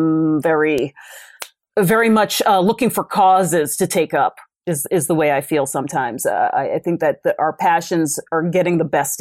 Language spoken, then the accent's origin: English; New York City, New York, United States; where I grew up in the Bronx